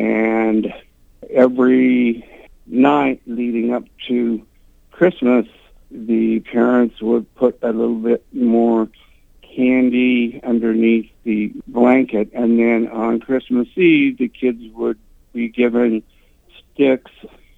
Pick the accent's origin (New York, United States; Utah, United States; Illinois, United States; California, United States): Utah, United States; I grew up in Utah in a Catholic family